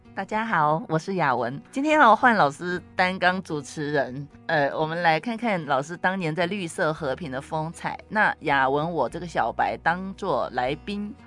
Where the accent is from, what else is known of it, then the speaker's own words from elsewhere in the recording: Taiwan; 我们台湾的茶农也蛮厉害的